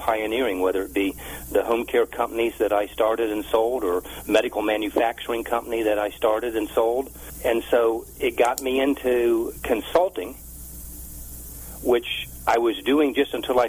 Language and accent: English; Washington, District of Columbia, United States; now in Raleigh, United States; Well, I was raised in Washington, D.C., and I live in Raleigh, North Carolina